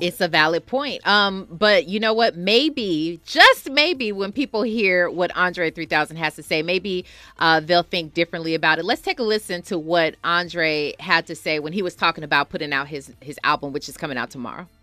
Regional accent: Milwaukee, Wisconsin, United States; Milwaukee, Wisconsin is my hometown

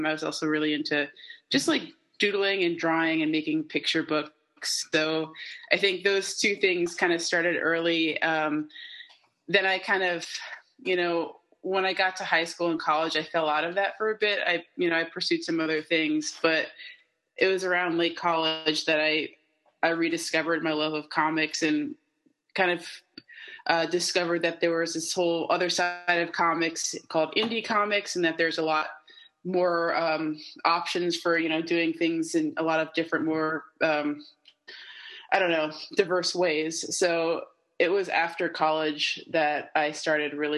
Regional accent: Madison, New Jersey, United States; I am born and raised in New Jersey, in northern New Jersey

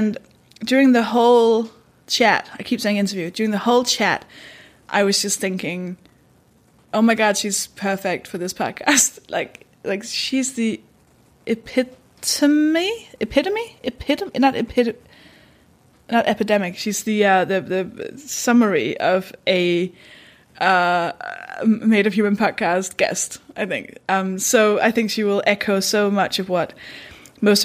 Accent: Denmark; English is a second language; now in United Kingdom; I'm from Denmark. That should explain the accent

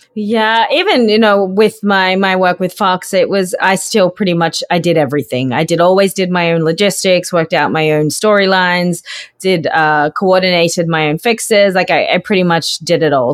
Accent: North Queensland, Australia; also born or lived in Sydney, Australia; I grew up in North Queensland, um, on a sugarcane farm

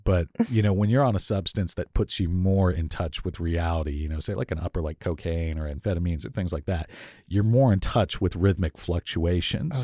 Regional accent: Miami, Florida, United States; moved away as an adult; also born or lived in Tallahassee, Florida / Atlanta, Georgia; now in Seattle, United States; I grew up in Miami, Florida.

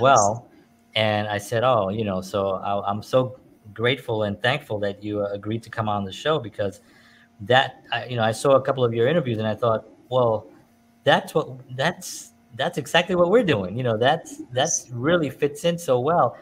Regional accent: New York, United States; I grew up in New York

